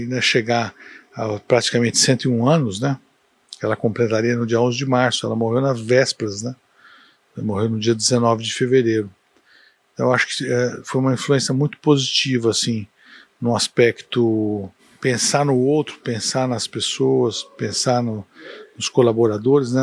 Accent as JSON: {"language": "Portuguese", "town": "Ribeirão Preto", "region": "São Paulo", "country": "Brazil", "tie": "born or raised there", "moved": "as an adult", "lives_now": "Uberlândia, Brazil", "said": "Eu nasci em Ribeirão Preto, dia 4 de 11 de 58, meia-noite e 15 e adotei Uberlândia"}